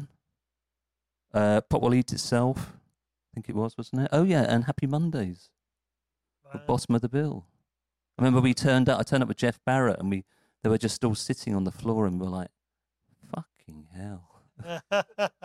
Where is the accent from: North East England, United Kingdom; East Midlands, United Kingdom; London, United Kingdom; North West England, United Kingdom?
London, United Kingdom; Morden; I'm just from Malden